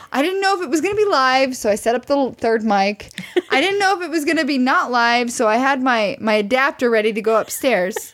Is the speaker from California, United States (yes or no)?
no; Missouri, United States; moved away; I'm from Missouri, which is this show me state.